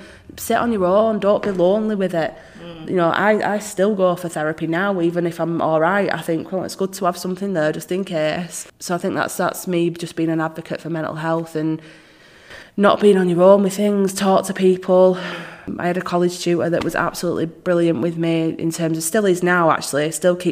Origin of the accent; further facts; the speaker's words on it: Rochdale, North West England, United Kingdom; I was born here